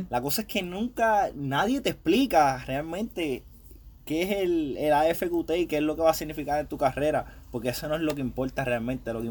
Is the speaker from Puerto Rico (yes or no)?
yes; Humacao, Puerto Rico; yo soy de Humacao, Puerto Rico, tengo 25 años, llevo 4 años en el Army